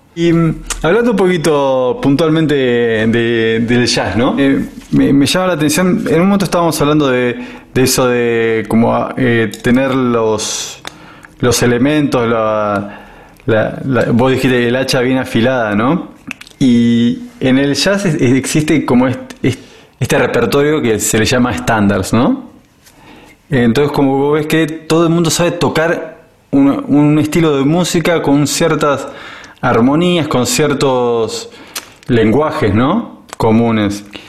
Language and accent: Spanish; Buenos Aires, Argentina; moved away; yo soy, soy de Buenos Aires, porteño